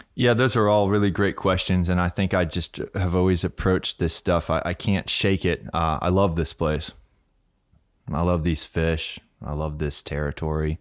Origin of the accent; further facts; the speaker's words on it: Key West, Florida, United States; also born or lived in France; I was born in Key West, in Stock Island, actually